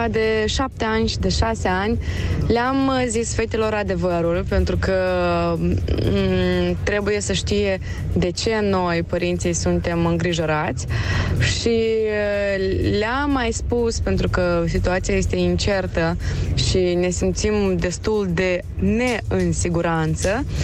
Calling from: Chișinău, Moldova; Bună dimineața, sunt … din Chișinău.

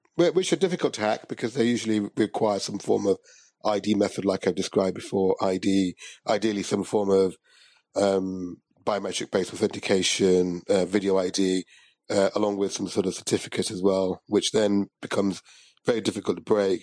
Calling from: London, United Kingdom; I'm calling from London

